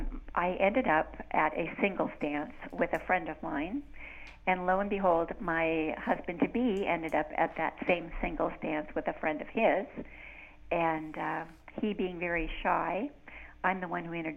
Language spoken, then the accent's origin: English; United States; moved away as an adult; now in Canada; I'm basically a suburban girl. I came from the States, and I have always lived around a big city. My father always worked in a big city like New York City or Los Angeles, Detroit, and now I'm living in a little hamlet in Ontario